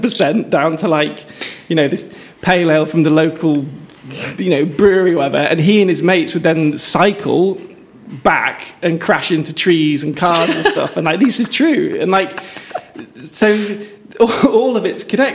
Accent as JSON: {"language": "English", "town": "Chester", "region": "North West England", "country": "United Kingdom", "tie": "born or raised there", "also_born_or_lived": "London / Manchester", "said": "I grew up around Cheshire."}